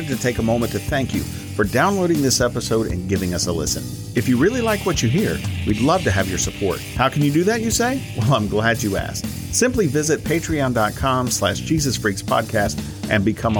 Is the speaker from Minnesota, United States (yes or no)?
no; Charlotte, North Carolina, United States; Charlotte, which is my hometown